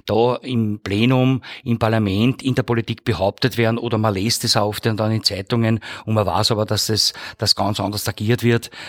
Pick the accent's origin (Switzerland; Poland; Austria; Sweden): Austria; Hollabrunn, Lower Austria; gebürtiger Hollerbrunner äh, und bin im Bezirk Hollerbrunn natürlich zu Hause in Ziersdorf seit äh, 2020